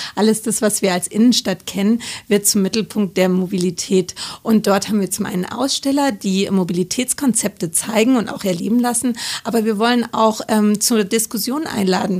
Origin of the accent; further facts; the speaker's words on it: Munich, Bavaria, Germany; als Münchner